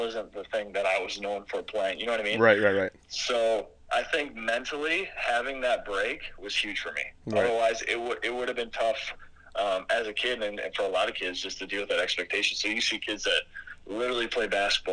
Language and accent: English; Minnesota, United States; I'm from Minnesota